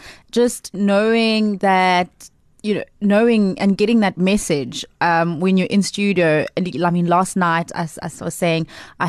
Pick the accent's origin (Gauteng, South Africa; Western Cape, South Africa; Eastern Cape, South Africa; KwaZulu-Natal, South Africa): Eastern Cape, South Africa; Port Elizabeth; also born or lived in Seven Fountains; I'm an Eastern Cape girl. I was born on a farm somewhere between here and what is now Makanda, a place called Seven Fountains, lodged in between the, you know, most iconic game reserves of the area. I grew up in Port Elizabeth.